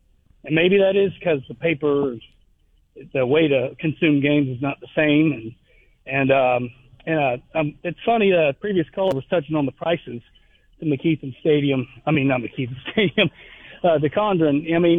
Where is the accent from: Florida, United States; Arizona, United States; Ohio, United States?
Florida, United States; growing up in Florida, all you did was watch WGN when you get home from school.